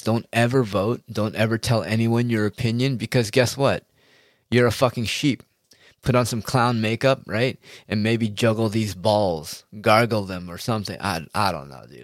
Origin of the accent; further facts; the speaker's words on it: United States; as an American person